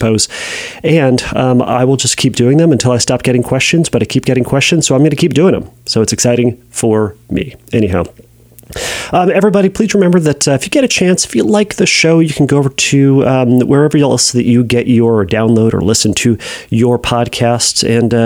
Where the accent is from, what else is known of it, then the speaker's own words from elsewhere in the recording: United States; I'm an American